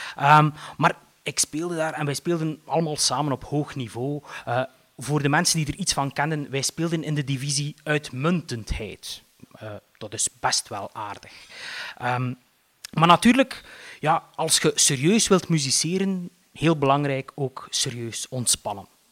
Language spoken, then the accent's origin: Dutch; Eeklo, Flanders, Belgium; ik ben opgegroeid in Eeklo